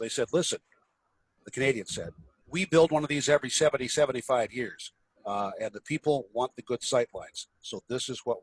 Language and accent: English; Illinois, United States; now in Tennessee, United States; Illinois, which is even worse, my home state.